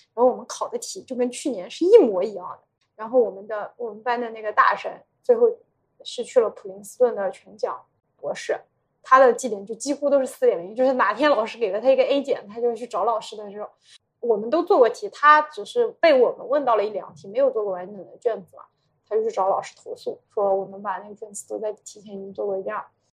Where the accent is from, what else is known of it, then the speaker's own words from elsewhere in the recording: rural Yunnan, China; moved away as an adult; also born or lived in Shanghai; 我就是一个村校里出来的人